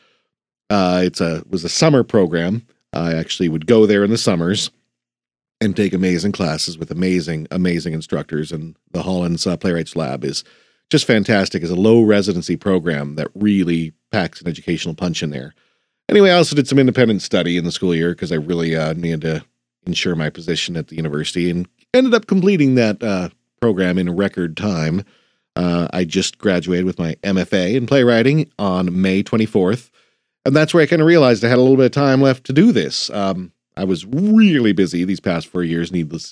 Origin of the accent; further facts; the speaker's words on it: Great Falls, Montana, United States; moved away as an adult; also born or lived in New York; when I moved back to Montana, my hometown in Great Falls, Montana